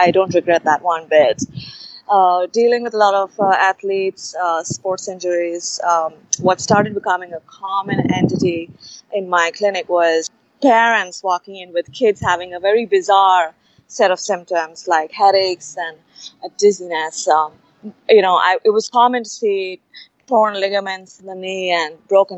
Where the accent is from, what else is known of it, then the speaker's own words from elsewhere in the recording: Mumbai, Maharashtra, India; moved away; I grew up in Bombay